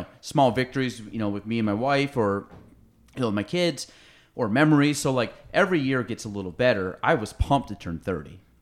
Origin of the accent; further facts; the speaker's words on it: Chazy, New York, United States; I was from Shazy